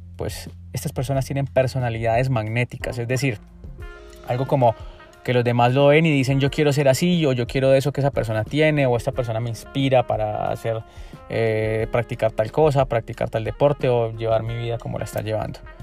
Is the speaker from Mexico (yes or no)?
no; Colombia; en mi país, en Colombia